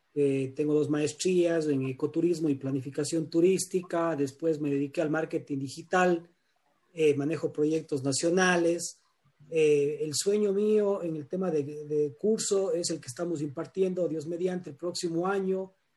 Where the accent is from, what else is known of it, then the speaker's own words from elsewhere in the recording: Cuenca, Azuay, Ecuador; soy de Ecuador, de la ciudad de Cuenca